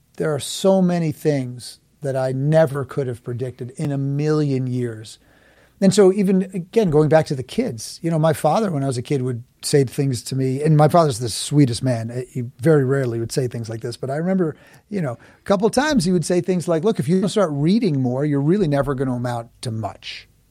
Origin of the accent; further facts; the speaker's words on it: New York City, New York, United States; I was born and raised in Manhattan